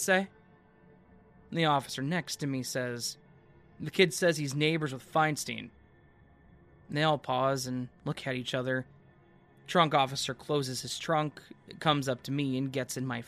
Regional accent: Marin County, California, United States; Marin County

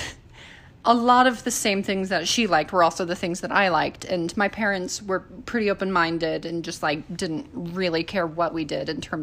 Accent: Utah, United States; I grew up in Utah primarily

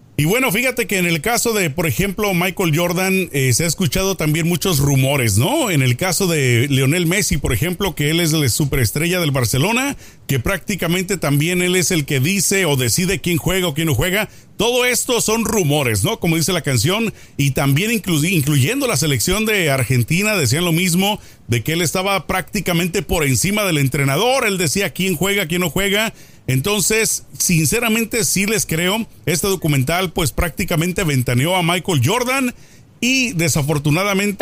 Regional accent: Mexico; now in United States; como mexicano

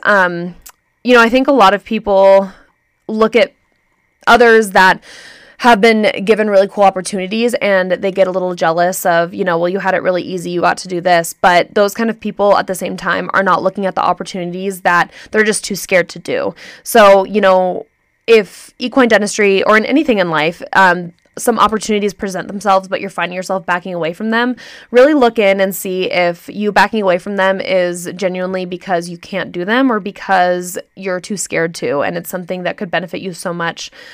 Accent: Santa Clarita, California, United States; moved away; I'm from Santa Clarita, California

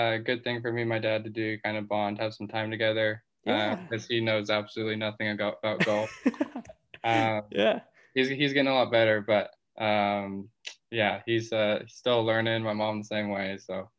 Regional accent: Newport Beach, California, United States; now in Long Beach, United States; I'm from Newport Beach, California. Yeah. Born and raised here, pretty much lived in the same house my whole life. So just kind of moved out of that. Now I'm at Long Beach. I'm kind of on my own, which is nice.

